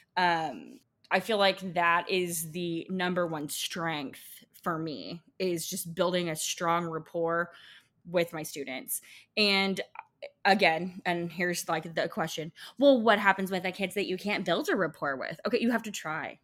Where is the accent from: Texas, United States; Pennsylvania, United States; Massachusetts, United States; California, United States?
Texas, United States; I'm from Texas